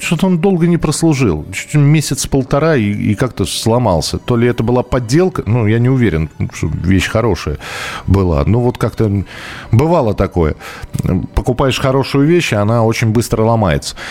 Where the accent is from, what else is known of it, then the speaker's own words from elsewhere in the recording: Moscow, Russia; я из Москвы